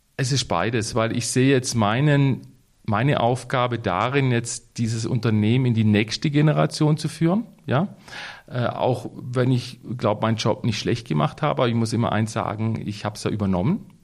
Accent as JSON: {"language": "German", "town": "Waldhaus", "region": "Baden-Württemberg", "country": "Germany", "tie": "born or raised there", "said": "Ich bin ja hier aufgewachsen in Waldhaus"}